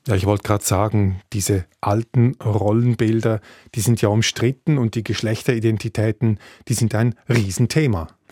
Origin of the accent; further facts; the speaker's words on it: Switzerland; bei uns in der Schweiz